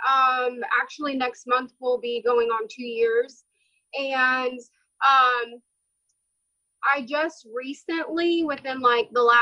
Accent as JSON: {"language": "English", "region": "Florida", "country": "United States", "said": "um, I'm from Florida as Ali said"}